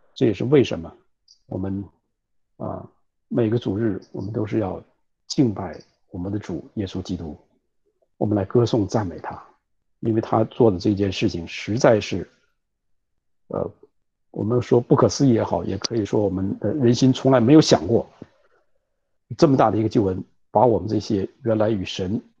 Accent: China; 我们中国人

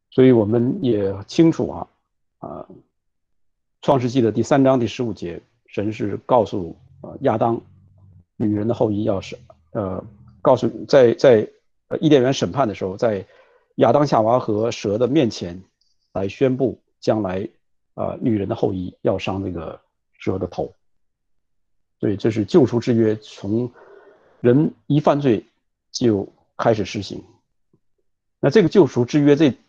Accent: China; 我们中国人

